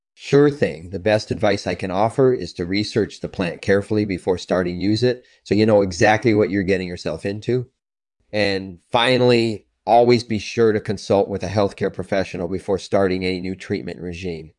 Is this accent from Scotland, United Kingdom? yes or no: yes; Scotland, United Kingdom; I was born in Scotland in nineteen seventy-one